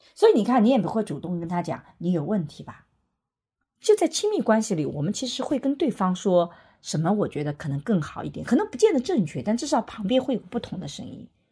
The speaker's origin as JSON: {"language": "Chinese", "country": "China", "said": "我们中国人"}